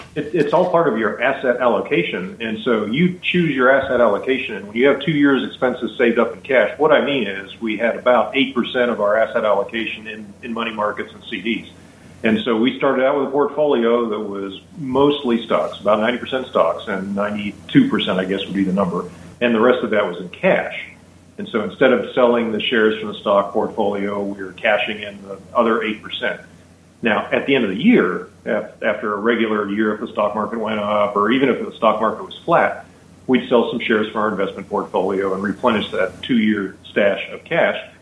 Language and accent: English; Pittsburgh, Pennsylvania, United States; moved away as an adult; now in Hawaii, United States; We like the weather here a lot better than the weather we grew up in in the East Coast